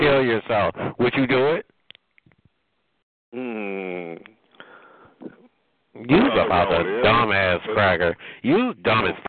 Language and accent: English; New York, United States; I'm from New York